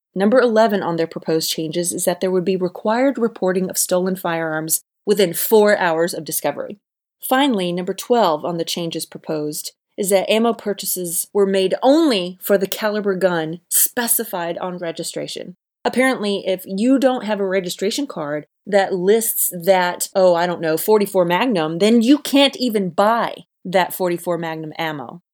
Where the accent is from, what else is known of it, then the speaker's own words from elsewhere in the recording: Alabama, United States; my home state of Alabama